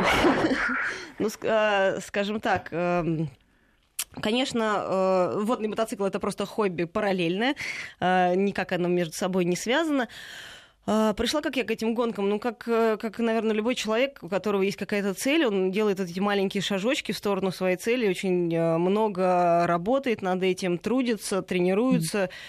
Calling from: Tyumen, Tyumen Oblast, Russia; Добрый день, я из Тюмени.

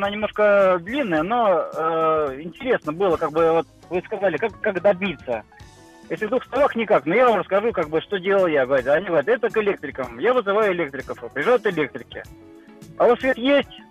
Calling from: Voronezh, Voronezh Oblast, Russia; А история была такая, ну, это, грубо говоря, значит, я, кстати, из Воронежа

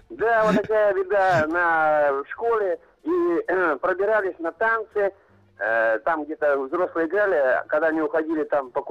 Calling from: Omsk, Omsk Oblast, Russia; also born or lived in Mirny; Я из Омска.

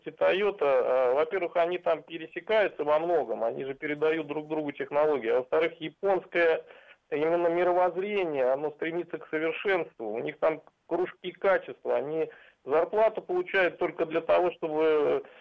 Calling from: Volgograd, Volgograd Oblast, Russia; Я из Волгограда.

